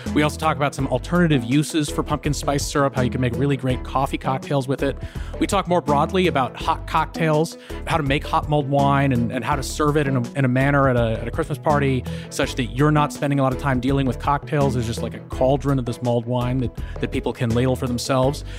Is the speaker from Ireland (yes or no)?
no; New England, United States; I'm from New England